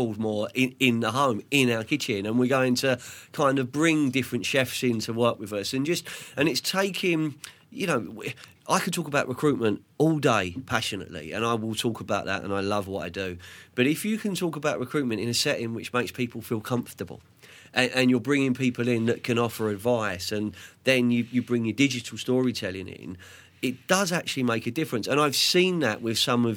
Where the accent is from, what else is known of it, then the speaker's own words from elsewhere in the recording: London, United Kingdom; also born or lived in Andalusia, Spain; what I grew up with in Southwest London, you know, in Fulham